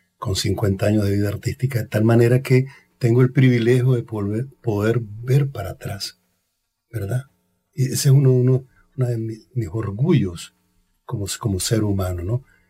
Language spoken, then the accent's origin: Spanish; Somoto, Madriz, Nicaragua; moved away as an adult; now in Costa Rica; mi casa, en mi pueblo, allá en la Cochinchina, en la frontera con Honduras, Somoto se llama